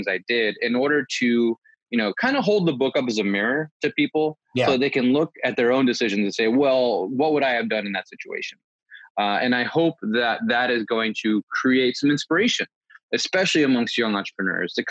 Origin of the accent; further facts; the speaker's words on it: East Coast, United States; I grew up in the East Coast amongst Puerto Ricans and Dominicans and Ecuadorians